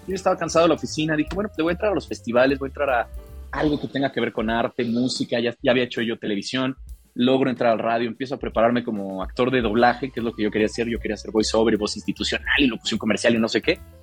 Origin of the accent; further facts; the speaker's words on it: Morelia, Michoacán, Mexico; moved away; yo crecí en Morelia